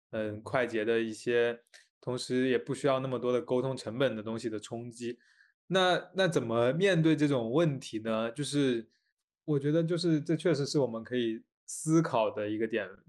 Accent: China; 因为我是来自中国

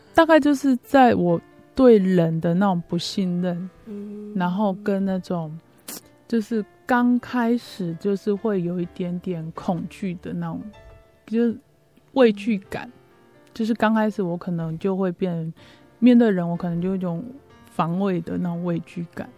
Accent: Chiayi, Taiwan; 我生长在嘉义嘛，啊，所以我就在那个嘉义的一个城隍庙口。嘿，嗯。我妈他们在那边做生意，啊，我就在那里长大

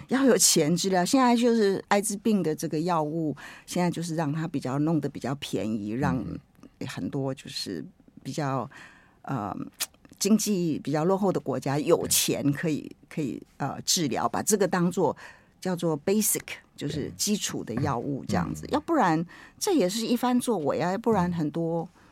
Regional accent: Taiwan; 我台湾人很会取名字

